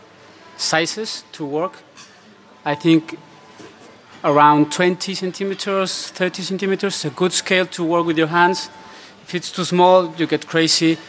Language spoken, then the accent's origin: English; Mexico; English is a second language; moved away; also born or lived in Spain; I am actually from Mexico